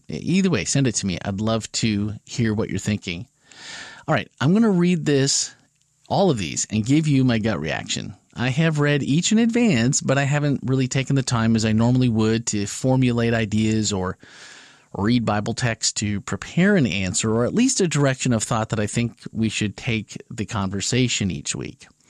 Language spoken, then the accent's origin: English; Wisconsin, United States; We both grew up in Wisconsin